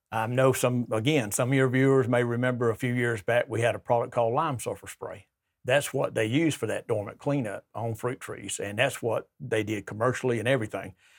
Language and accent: English; Troy, Alabama, United States; I'm from Troy.